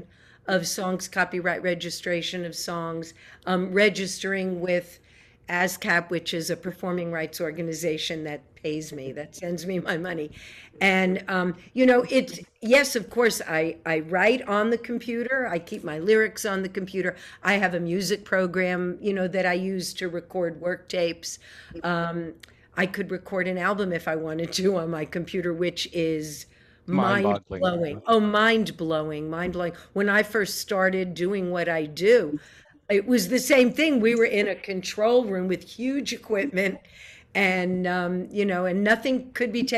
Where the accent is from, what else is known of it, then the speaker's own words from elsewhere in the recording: New York, United States; I grew up in New York